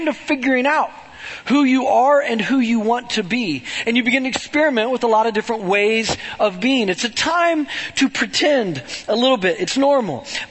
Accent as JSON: {"language": "English", "town": "Webb City", "region": "Missouri", "country": "United States", "tie": "born or raised there", "said": "I grew up in Webb City"}